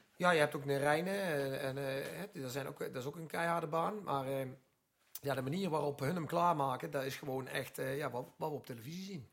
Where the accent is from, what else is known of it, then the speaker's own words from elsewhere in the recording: Netherlands; we zijn Nederlander